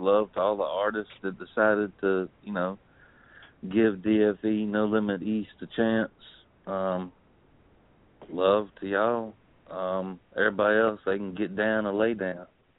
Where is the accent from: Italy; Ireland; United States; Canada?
Italy; Sicily; Yeah, well, I'm from Sicily.